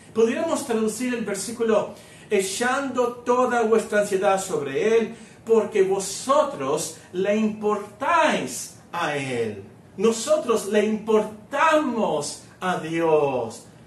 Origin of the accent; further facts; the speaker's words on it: Hermosillo, Sonora, Mexico; also born or lived in Guerrero, Mexico / Culiacán, Sinaloa, Mexico; yo, yo nací en, en Guerrero, luego fuimos a Sinaloa, a Culiacán, Sinaloa, y luego nos venimos a Hermosillo